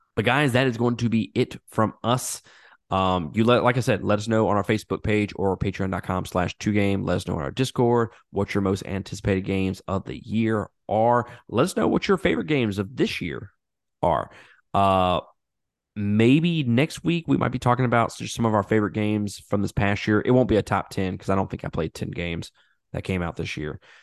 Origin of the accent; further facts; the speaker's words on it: Mississippi, United States; I'm from Mississippi